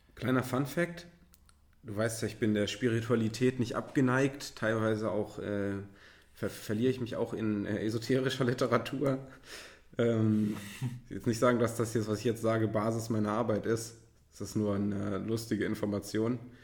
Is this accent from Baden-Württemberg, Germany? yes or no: no; Göttingen, Lower Saxony, Germany; now in Hamburg, Germany; Es gab so einen Laden bei uns in Göttingen, Freestyle